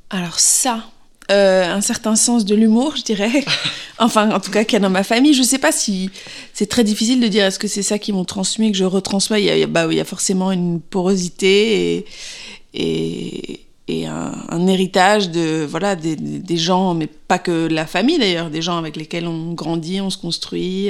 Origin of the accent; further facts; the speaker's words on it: Paris, Île-de-France, France; moved away as an adult; also born or lived in London; je suis née à Paris